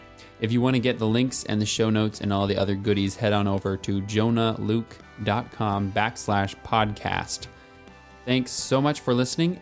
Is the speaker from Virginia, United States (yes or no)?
no; Chicago, Illinois, United States; now in Portland, United States; I grew up with in Chicago.